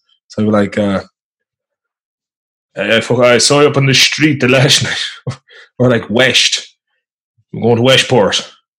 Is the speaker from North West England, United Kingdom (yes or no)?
yes; North West England, United Kingdom; born there; accent: mixture of Swedish, Irish and English accents; also born or lived in Sweden / Ireland; my parents are Irish, but I was born in I was born in Merseyside. So I've kind of, it's softened lately because I've been between Sweden, Ireland and England.